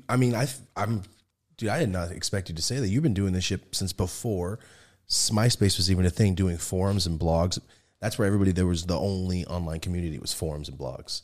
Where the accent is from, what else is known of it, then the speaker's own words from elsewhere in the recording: Merced, California, United States; now in Los Angeles, United States; I'm from Merced, like, the real shit town right there